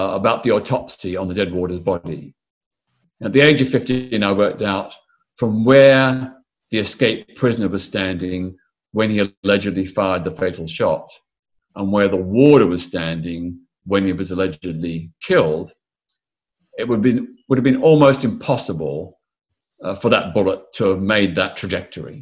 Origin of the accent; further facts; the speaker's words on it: Melbourne, Victoria, Australia; I was born in Melbourne, Australia in 1952. I grew up in the 1950s and 60s